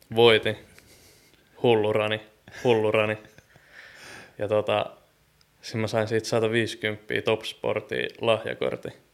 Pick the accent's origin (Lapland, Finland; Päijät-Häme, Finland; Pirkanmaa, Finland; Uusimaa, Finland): Uusimaa, Finland; Nummela; now in Helsinki, Finland; mä tuun Nummelasta ja Helsingistä